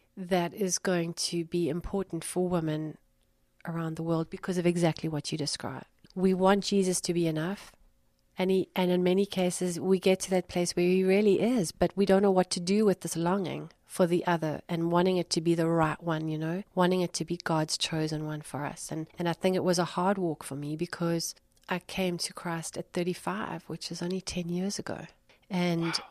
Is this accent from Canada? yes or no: no; Durban, KwaZulu-Natal, South Africa; moved away as an adult; also born or lived in Cape Town / London; I moved from uh, from where I grew up in Durban to Cape Town for ten years